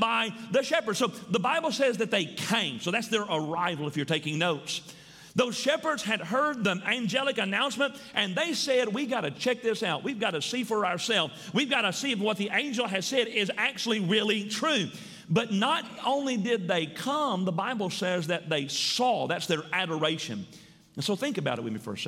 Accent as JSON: {"language": "English", "town": "Milan", "region": "Tennessee", "country": "United States", "tie": "born or raised there", "said": "I grew up outside of Milan, Tennessee"}